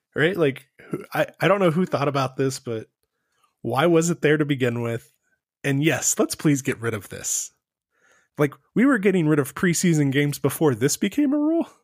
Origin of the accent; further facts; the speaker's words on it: Texas, United States; We're both from Texas